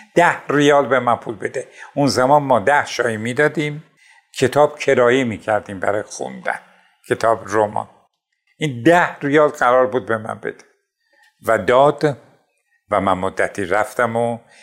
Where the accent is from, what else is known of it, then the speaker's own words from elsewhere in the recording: Tabriz, East Azerbaijan, Iran; فروردین 32 در تبریز به دنیا اومدم در یکی از محلات قدیمی تبریز به دنیا اومدم